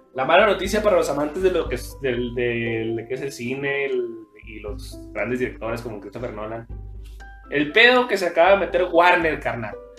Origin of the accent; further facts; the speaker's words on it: Mexico; soy de Casas Sí. Entonces, Primaria y secundaria, yo la estudié allá